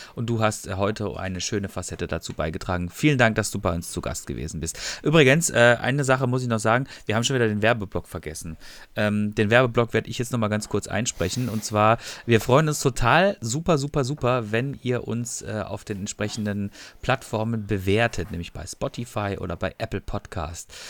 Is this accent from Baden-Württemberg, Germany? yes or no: yes; Freiburg im Breisgau, Baden-Württemberg, Germany; also born or lived in Ruhr area; ich bin ja, komme ja aus Freiburg, ich mag ja Freiburg